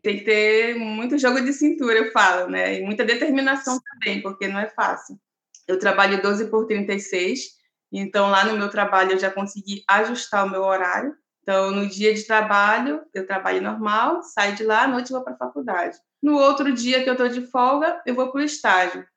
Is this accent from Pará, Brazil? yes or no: yes; Belém, Pará, Brazil; moved away as an adult; now in Florianópolis, Brazil; Belém é minha cidade natal